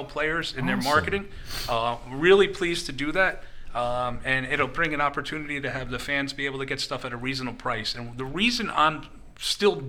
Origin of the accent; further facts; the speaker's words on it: New York, United States; growing up in New York